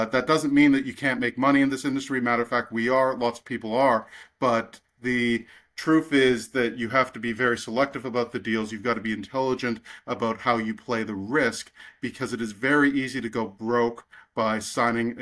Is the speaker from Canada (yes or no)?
yes; Canada; I'm from Canada.